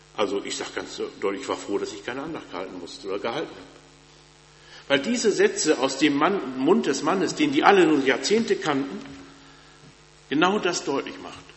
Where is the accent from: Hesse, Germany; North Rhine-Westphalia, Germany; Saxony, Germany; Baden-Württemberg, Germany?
North Rhine-Westphalia, Germany; moved away; Ich komme ja aus Westfalen und wenn man in Westfalen in kirchlichen Kreisen groß wird, dann kennt man Bethel